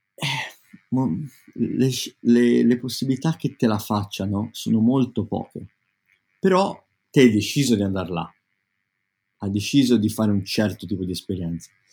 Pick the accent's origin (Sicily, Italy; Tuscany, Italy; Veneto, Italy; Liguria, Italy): Tuscany, Italy; now in London, United Kingdom; io sono toscano